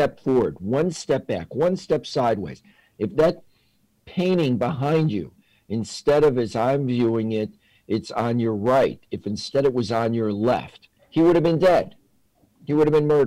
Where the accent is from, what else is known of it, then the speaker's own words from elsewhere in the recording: Chicago, Illinois, United States; I grew up in East Rogers Park in New York, not the more famously Jewish West Rogers Park, but the working class area in Chicago